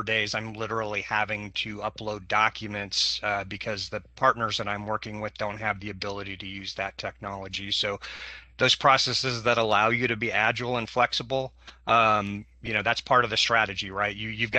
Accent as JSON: {"language": "English", "town": "Portland", "region": "Oregon", "country": "United States", "said": "I'm from Multnomah County, which is the Portland, Oregon area, for those of you not familiar."}